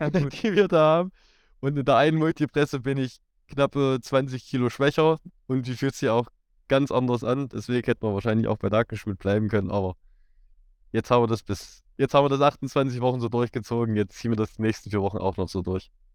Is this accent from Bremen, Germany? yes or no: no; Erfurt region, Thuringia, Germany; Ich komme so aus Erfurt, in der Region Erfurt